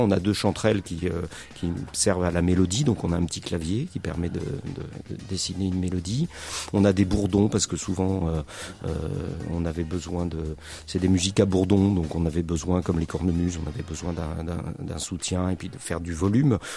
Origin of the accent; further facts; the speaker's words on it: central France, France; moved away as an adult; also born or lived in Creuse / Limoges / Paris; je viens donc du centre de la France. J'ai fait, avant de monter à Paris, j'étais au lycée à Limoges, j'étais creusois, euh, et euh, je suis pas creusois d'origine, mais je suis arrivé en Creuse à un moment